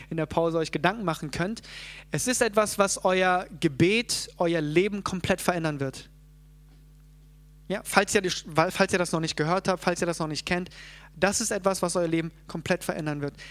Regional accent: South Korea; born there; natürlich können wir sagen, ja, ich äh, bin geboren in Korea und ich lebe jetzt hier

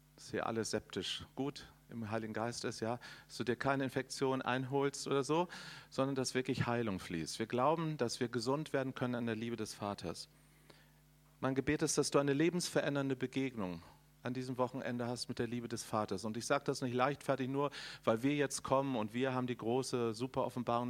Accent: Northern Germany, Germany; ich komme aus Norddeutschland

